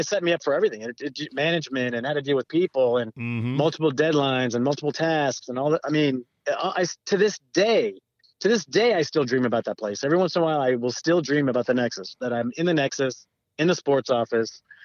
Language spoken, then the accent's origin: English; Southern California, United States; I grew up in Southern California